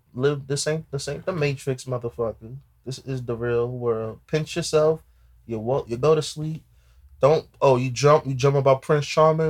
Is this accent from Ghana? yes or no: yes; Ghana; You know, I'm from Ghana, that's my Ghanaian.